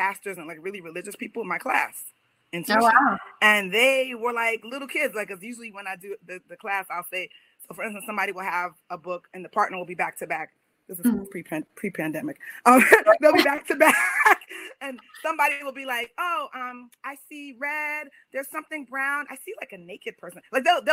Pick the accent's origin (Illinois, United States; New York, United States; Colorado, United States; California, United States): New York, United States; moved away; I'm from New York